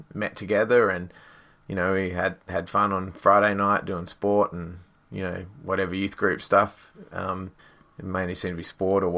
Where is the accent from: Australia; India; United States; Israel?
Australia; Perth, Western Australia; also born or lived in Fremantle; I grew up in Western Australia, in Perth. I'm a Perth boy through and through. I was born in the sort of Fremantle area and grew up around there.